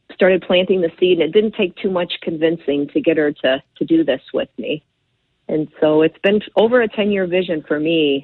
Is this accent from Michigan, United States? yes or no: yes; Battle Creek, Michigan, United States; moved away as an adult; now in San Diego, United States; I was born and raised in Battle Creek and spent about 30 years there.